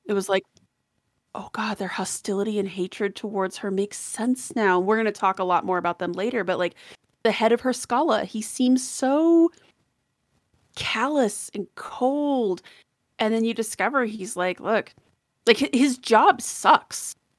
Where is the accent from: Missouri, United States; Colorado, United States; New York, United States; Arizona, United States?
Colorado, United States; I'm from Colorado